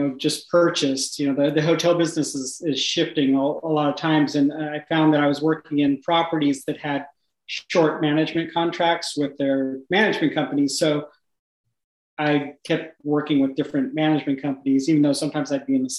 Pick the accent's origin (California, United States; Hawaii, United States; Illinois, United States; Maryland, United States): California, United States; moved away as an adult; now in Richmond, United States; I'm from California, yeah. So we moved from just north of San Francisco